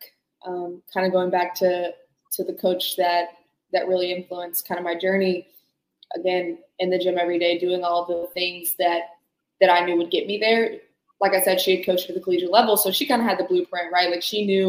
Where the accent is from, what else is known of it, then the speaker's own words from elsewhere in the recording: Birmingham, Alabama, United States; I'm actually from Birmingham